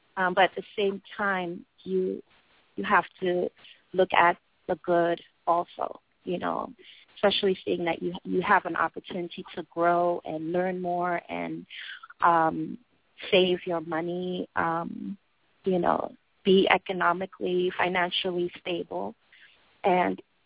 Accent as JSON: {"language": "English", "country": "United States", "moved": "as an adult", "lives_now": "China", "said": "I'm an American"}